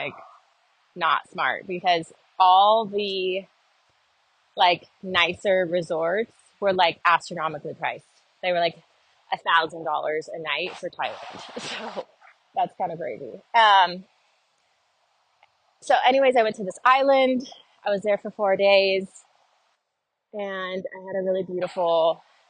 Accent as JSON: {"language": "English", "region": "Southern California", "country": "United States", "tie": "born or raised there", "also_born_or_lived": "Nashville", "moved": "yes", "said": "growing up in Southern California"}